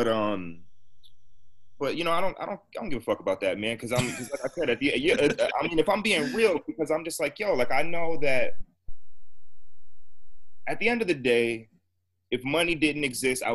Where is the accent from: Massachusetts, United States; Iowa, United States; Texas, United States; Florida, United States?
Massachusetts, United States; we're both from Massachusetts, around the same age